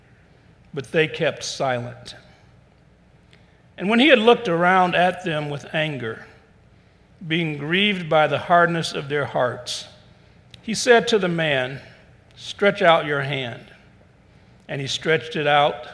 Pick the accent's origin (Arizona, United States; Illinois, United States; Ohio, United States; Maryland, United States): Ohio, United States; Cleveland; I was born in Cleveland, but every summer we would go down south.